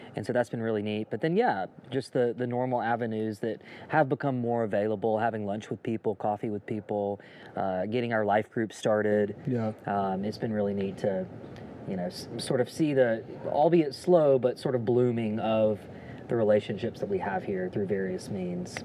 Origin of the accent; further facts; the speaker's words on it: Jackson, Mississippi, United States; moved away as an adult; we grew up here uh, in the Jackson area